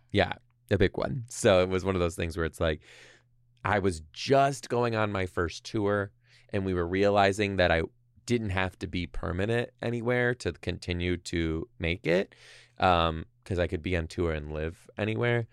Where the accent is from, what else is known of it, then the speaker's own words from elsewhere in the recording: Detroit, Michigan, United States; now in Seattle, United States; I'm from Detroit.